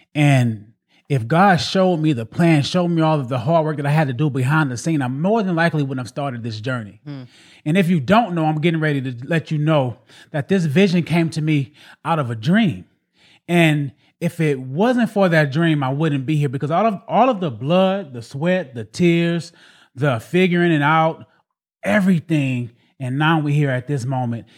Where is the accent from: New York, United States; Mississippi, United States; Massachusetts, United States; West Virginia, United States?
Mississippi, United States; Waveland; I'm born and raised in Waveland, Mississippi, in a, in a, in a small hood called Middletown